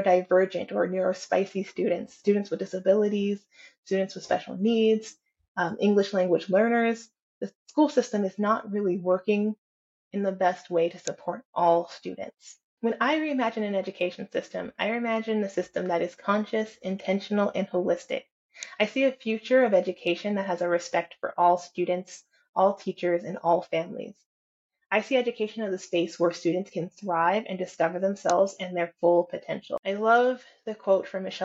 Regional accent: California, United States; I come from California

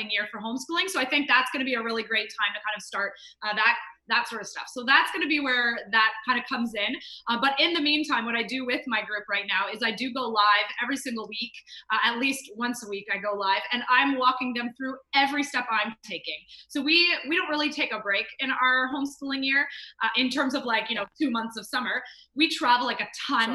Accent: Canada; I am Canadian.

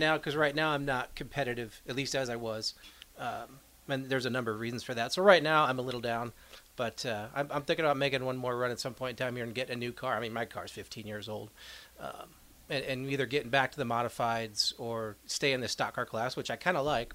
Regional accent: New England, United States; moved away; I grew up in New England

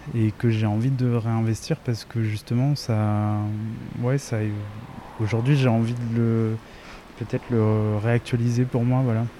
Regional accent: Réunion; je viens de La Réunion et c'est un territoire colonisé.

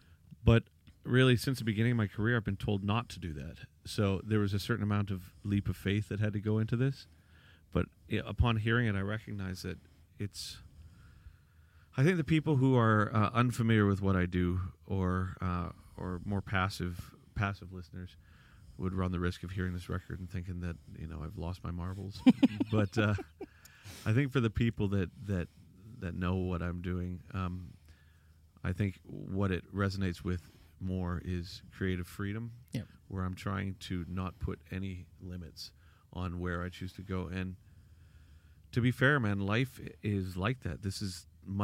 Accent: Vancouver, British Columbia, Canada; well, I'm from Vancouver.

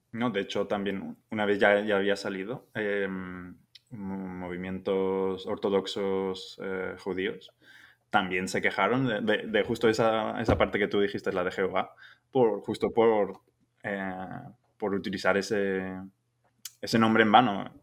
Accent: Germany; el alemán de turno

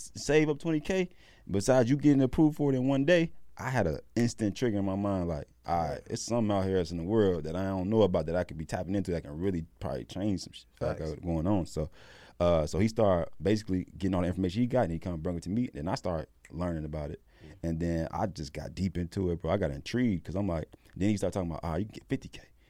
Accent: Chicago, Illinois, United States; I'm from Chicago

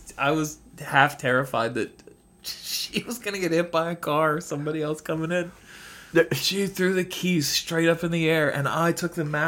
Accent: United States; The house I grew up in was on Baltimore Pike

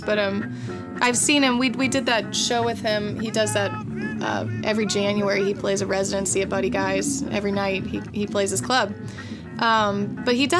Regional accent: Kansas City, United States; now in New Orleans, United States; growing up in Kansas City, when I started learning how to play guitar and singing

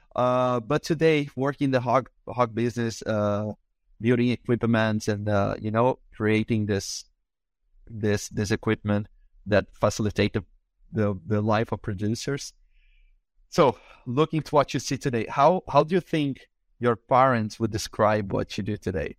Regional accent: Brazil; first language Portuguese; English is a second language; I am from Brazil, so I also, my, you know, my language is Portuguese

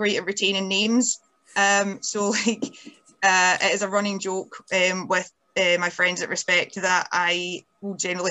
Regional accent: Scotland, United Kingdom; independent Scottish lassies

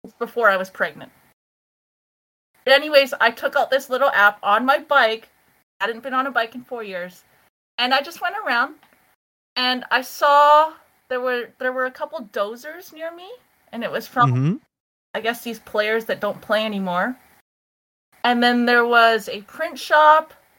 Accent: Canada; we're Canadian

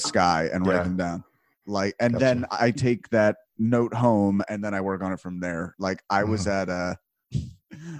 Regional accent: New Jersey, United States; now in Philadelphia, United States; I'm originally from South Jersey

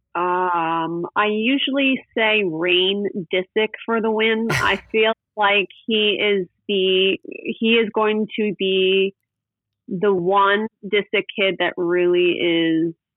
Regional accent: West Chester, Pennsylvania, United States; now in Newport Beach, United States; I grew up in Westchester, Pennsylvania, which is a suburb of Philadelphia.

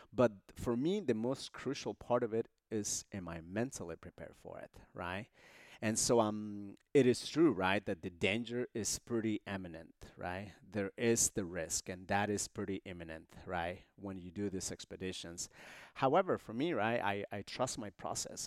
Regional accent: Honduras; moved away; I was born in Honduras in this, uh, small border town, uh, near El Salvador.

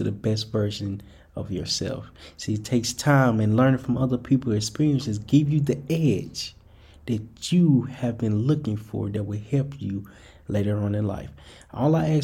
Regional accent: Little Rock, Arkansas, United States; moved away; I'm originally from Little Rock, Arkansas.

